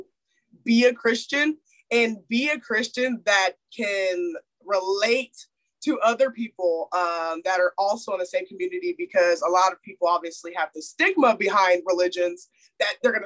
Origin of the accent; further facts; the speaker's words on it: Houston, Texas, United States; moved away as an adult; my hometown in Houston